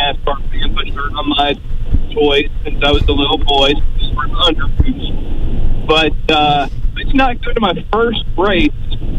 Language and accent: English; the South, United States; I was originally from the South, and a lot of people down here just really did not like Jeff Gordon